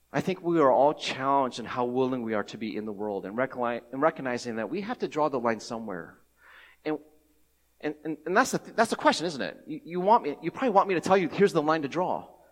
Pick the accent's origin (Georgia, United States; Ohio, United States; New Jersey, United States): Ohio, United States; Cincinnati; I grew up in Cincinnati, Ohio, uh, I am ethnic, ethnically Taiwanese